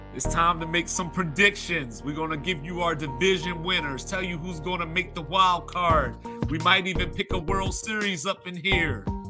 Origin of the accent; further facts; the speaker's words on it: Baltimore, Maryland, United States; I grew up in Baltimore